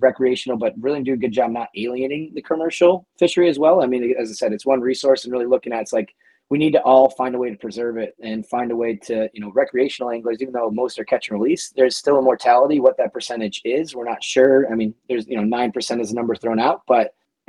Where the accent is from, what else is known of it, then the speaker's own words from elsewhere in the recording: Connecticut, United States; now in Winthrop, Massachusetts, United States; I grew up in Connecticut, but my family's all from Buffalo